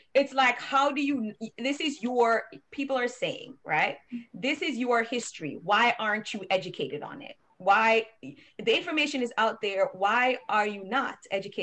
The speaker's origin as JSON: {"language": "English", "country": "Jamaica", "tie": "born or raised there", "moved": "yes", "lives_now": "United States", "said": "we, from Jamaica"}